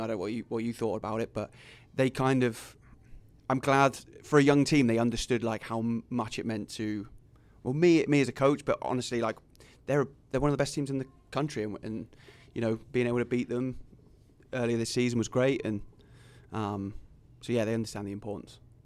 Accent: England, United Kingdom; moved away as an adult; also born or lived in Fremont; now in Sioux City, United States; I tell them England

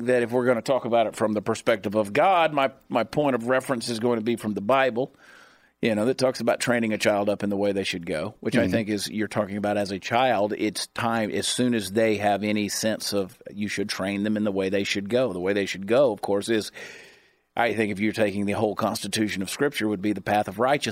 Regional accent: Dallas, Texas, United States; I'm a Texan, because I was conceived in Dallas.

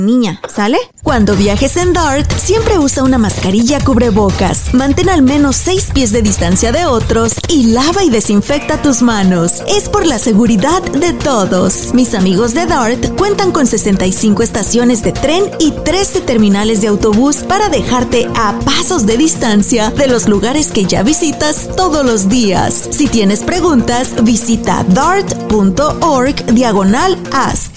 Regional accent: Mexico; moved away; nosotros como mexicanas

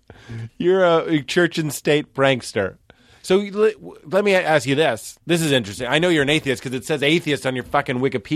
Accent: Lexington, United States; Like I grew up in Lexington.

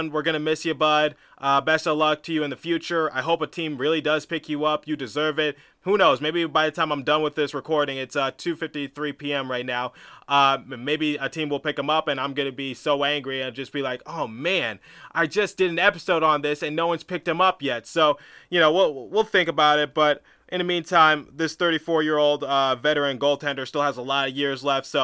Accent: Providence, Rhode Island, United States; born there; also born or lived in Detroit / Philadelphia; I was born in Providence, Rhode Island, so moved there to Detroit, then Detroit to some suburb, uh, some suburb back to Detroit, then Detroit to Philadelphia.

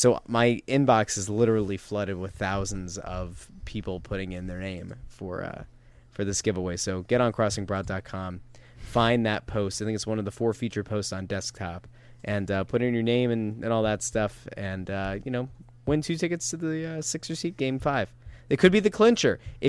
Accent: Pennsylvania, United States; I grew up in Schuylkill.

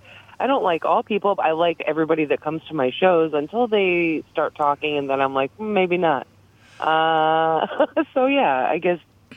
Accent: Massachusetts, United States; moved away; also born or lived in Chicago; I grew up in Massachusetts, but I started comedy in Chicago

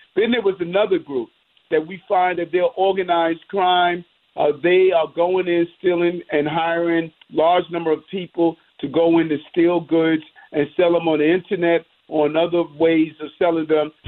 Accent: New York City, New York, United States; growing up in South Jamaica, Queens

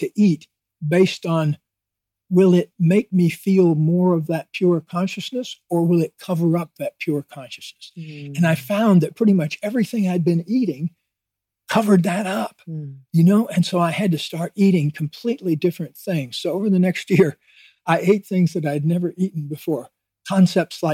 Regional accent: Deep South, United States; I grew up in the Deep South in a town of 10,000 people

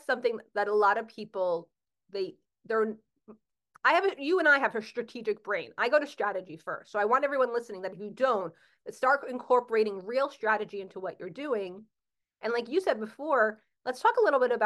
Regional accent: New Jersey, United States; I'm from Jersey

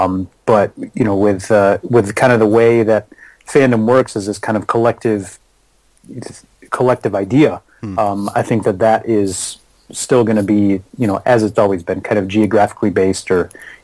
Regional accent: Michigan, United States; growing up in Michigan, you know, my family were Tigers fans.

